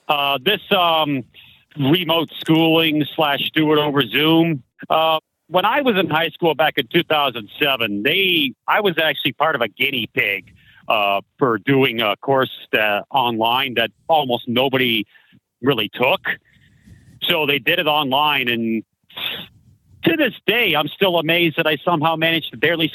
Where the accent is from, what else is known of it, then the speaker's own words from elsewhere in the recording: Canada; I'm from Canada